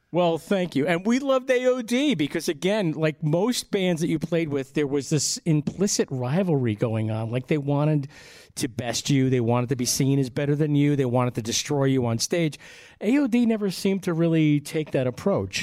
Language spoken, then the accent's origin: English; Long Island, New York, United States; we're from Long Island, 45 miles due east of Manhattan